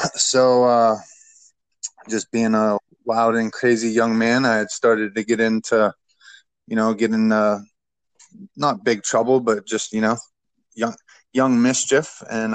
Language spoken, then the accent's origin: English; Youngstown, Ohio, United States; I'm from a little blue-collar steel town from Youngstown, Ohio. It's the northeast tip of Ohio